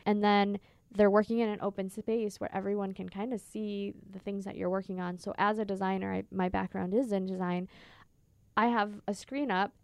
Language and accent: English; Minnesota, United States; also born or lived in California; now in Phoenix, United States; I'm originally from Minnesota, which is very green and lush